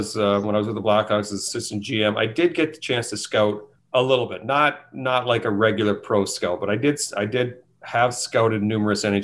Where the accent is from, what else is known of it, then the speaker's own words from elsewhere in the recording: Thunder Bay, Ontario, Canada; moved away; I'm originally from Thunder Bay